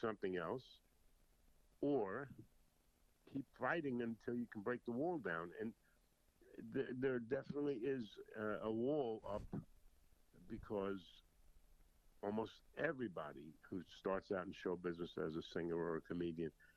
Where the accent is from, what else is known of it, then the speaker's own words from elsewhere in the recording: North Babylon, New York, United States; also born or lived in Jersey City, New Jersey; I was born in Jersey City. And in 1954, we moved, when I was 7, we moved out to Long Island.